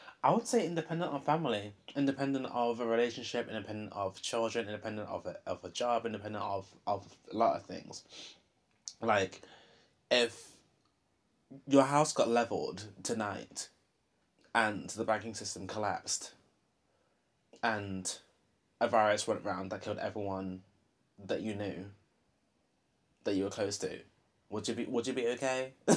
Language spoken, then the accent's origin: English; Long Eaton, East Midlands, United Kingdom; I lived in Long Eaton. Well, I grew up in Long Eaton, so I see Nottingham kind of differently to how I did back then, sort of thing.